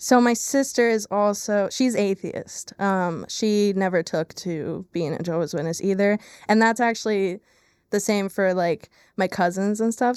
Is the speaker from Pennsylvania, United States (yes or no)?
yes; Lehigh Valley, Pennsylvania, United States; I am born and raised in the Lehigh Valley in Pennsylvania